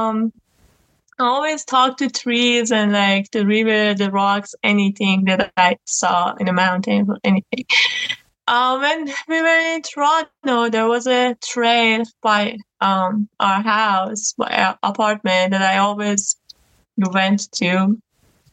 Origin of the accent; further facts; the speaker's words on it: Iran; now in Canada; I was born in Iran, and my mother was also born there